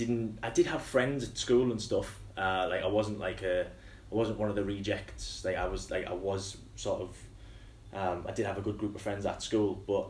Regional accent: Hartlepool, North East England, United Kingdom; So Hartlepool is basically a small town in the northeast of England.

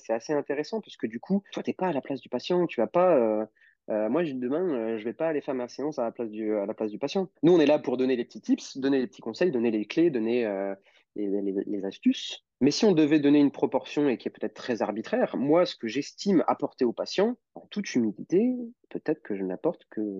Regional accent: Lyon, Auvergne-Rhône-Alpes, France; Et moi, j'ai grandi euh, bah, à Lyon.

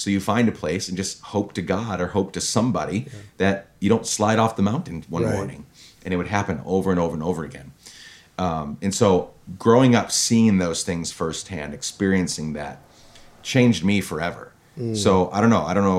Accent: Guatemala; I grew up in Guatemala. My parents were missionaries there.

